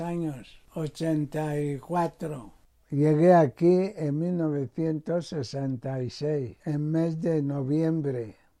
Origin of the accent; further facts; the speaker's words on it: Equatorial Guinea; moved away as an adult; now in Spain; Nací en Guinea en 1939